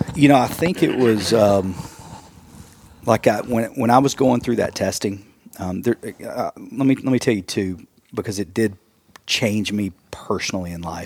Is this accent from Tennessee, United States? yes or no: yes; East Tennessee, United States; also born or lived in Wisconsin; we are from East Tennessee